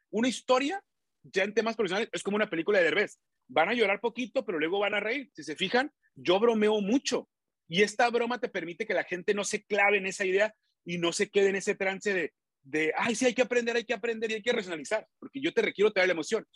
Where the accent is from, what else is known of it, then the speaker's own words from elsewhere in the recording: Tijuana, Baja California, Mexico; Yo soy de Tijuana.